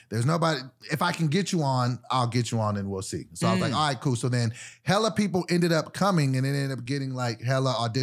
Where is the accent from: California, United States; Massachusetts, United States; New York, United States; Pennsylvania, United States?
California, United States; Sacramento; I'm from Sacramento